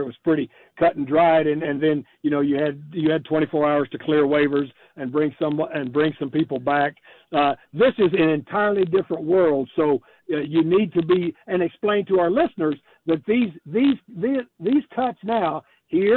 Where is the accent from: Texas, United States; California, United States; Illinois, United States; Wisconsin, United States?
Texas, United States; I grew up in Texas.